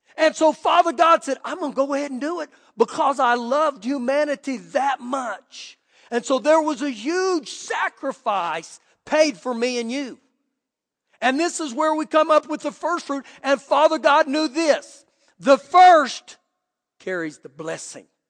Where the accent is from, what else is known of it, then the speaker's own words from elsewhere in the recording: Clovis, United States; moved away; where I grew up in Clovis